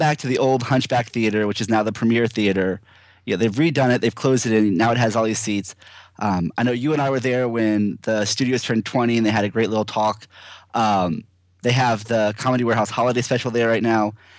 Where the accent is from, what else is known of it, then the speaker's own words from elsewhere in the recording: Brandon, Florida, United States; moved away; my hometown is, you know, right down the street in, in, uh, Brandon, Florida.